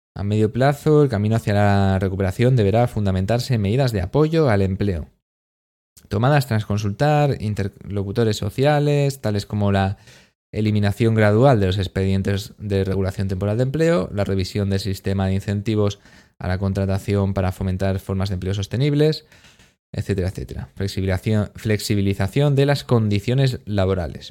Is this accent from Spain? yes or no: yes; Spain